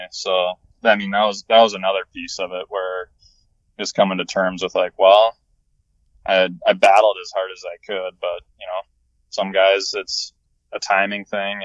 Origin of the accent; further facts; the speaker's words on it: Minnesota, United States; I'm from Minnesota